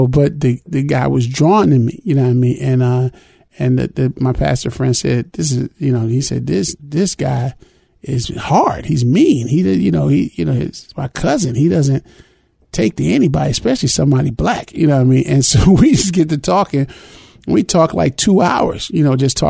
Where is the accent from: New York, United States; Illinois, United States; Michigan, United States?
Illinois, United States; Chicago; growing up in Chicago, real prejudice town, city of neighborhoods